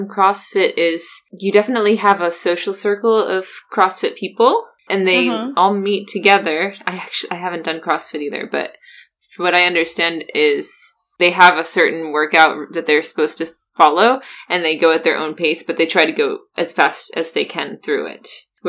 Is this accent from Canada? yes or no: no; Cologne, North Rhine-Westphalia, Germany; Weil ich ein Kölner bin, like, is because I'm from Cologne, I'm a Cologner, and people really, really love Cologne.